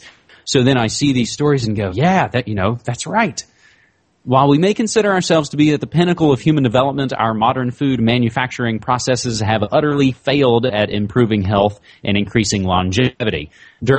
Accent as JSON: {"language": "English", "region": "West Virginia", "country": "United States", "tie": "born or raised there", "said": "my home state of West Virginia"}